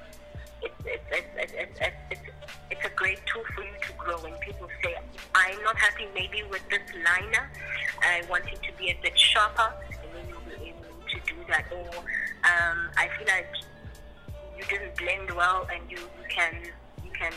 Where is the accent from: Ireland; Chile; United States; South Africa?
South Africa; Nongoma, KwaZulu-Natal; moved away; I grew up in Mwenongoma, Gwalindizwe, at a village called Gwalindizwe.